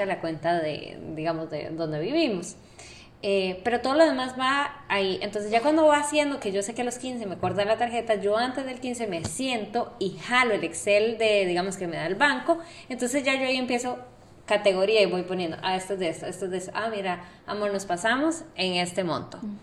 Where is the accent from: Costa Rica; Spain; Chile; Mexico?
Costa Rica; now in Panama; yo soy de Costa Rica